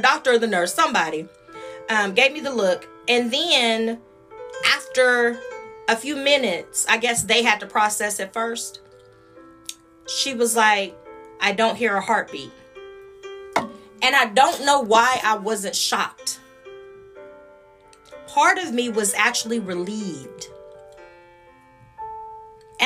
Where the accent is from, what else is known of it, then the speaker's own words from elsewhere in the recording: Austin, Texas, United States; also born or lived in Dallas; I was from Austin and he lived in Dallas, and that I was new to Dallas.